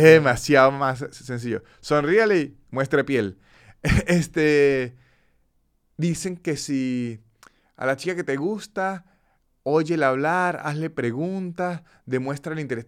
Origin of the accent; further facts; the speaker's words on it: Cúcuta, Norte de Santander, Colombia; de niño, en Cúcuta, una ciudad hiper comercial de Colombia, frontera con Venezuela